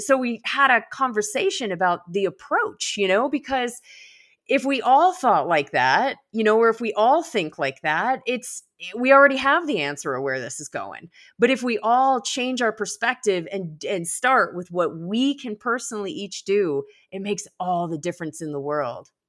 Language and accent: English; Colorado, United States; I hail from Colorado.